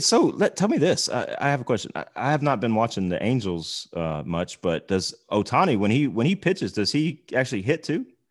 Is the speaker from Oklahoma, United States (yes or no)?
yes; Oklahoma, United States; moved away; growing up in Oklahoma